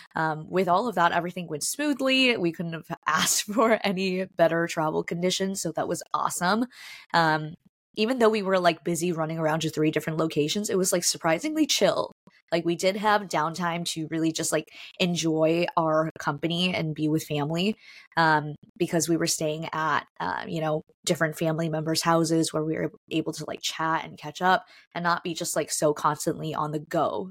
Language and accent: English; Minneapolis, Minnesota, United States; moved away; my hometown, Minneapolis, Minnesota.